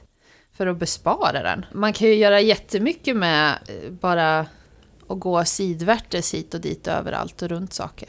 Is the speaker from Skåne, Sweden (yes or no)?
no; Västra Götaland, Sweden; moved away; jag är från Västra Götaland